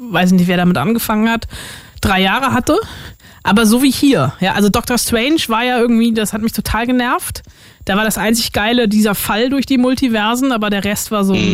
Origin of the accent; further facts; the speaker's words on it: Brandenburg, Germany; ich bin in Brandenburg groß geworden.